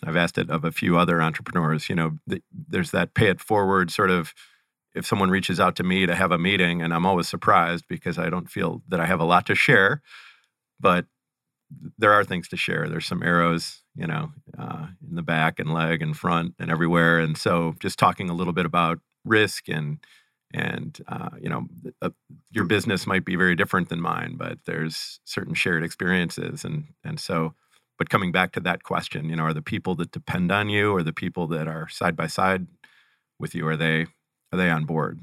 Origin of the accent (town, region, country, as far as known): Cleveland, Ohio, United States; born or raised there